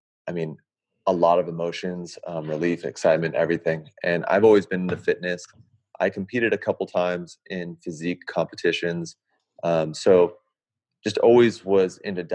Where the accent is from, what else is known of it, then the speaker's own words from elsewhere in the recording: Santa Barbara, California, United States; moved away as an adult; also born or lived in Bay Area, California; now in Sacramento, United States; I am born and raised in California. Grew up in Santa Barbara, a little suburb